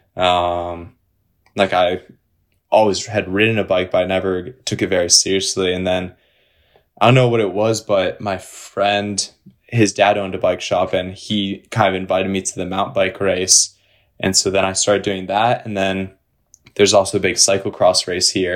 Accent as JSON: {"language": "English", "region": "Western New York", "country": "United States", "tie": "born or raised there", "also_born_or_lived": "Minneapolis, Minnesota", "said": "I grew up in Pittsburgh, New York, in upstate, uh, Western New York."}